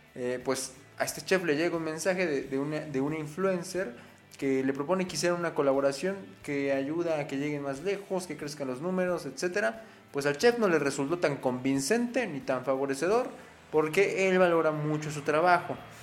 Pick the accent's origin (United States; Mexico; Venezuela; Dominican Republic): Mexico; nuestro país, mi México, mi tierra, donde se encuentra mi raza de bronce